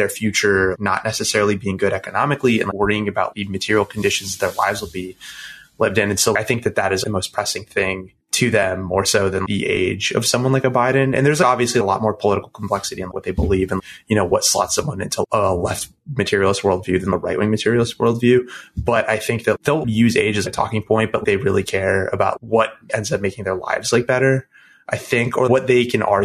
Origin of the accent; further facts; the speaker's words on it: Texas, United States; moved away; also born or lived in Florida; I'm from Texas